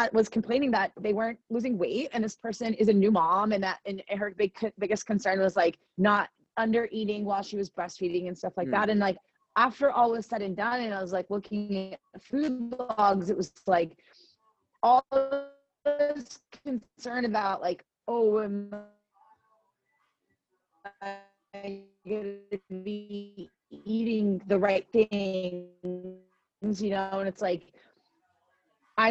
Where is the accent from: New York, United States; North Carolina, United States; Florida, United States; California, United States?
Florida, United States; I'm from Florida